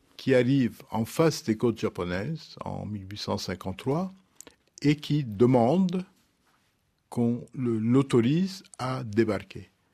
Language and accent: French; Lebanon; je viens du Liban, j'ai grandi dans une société où il y a des communautés religieuses